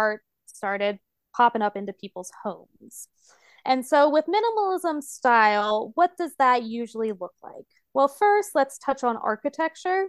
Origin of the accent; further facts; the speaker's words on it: United States; I'm an American and that's all I know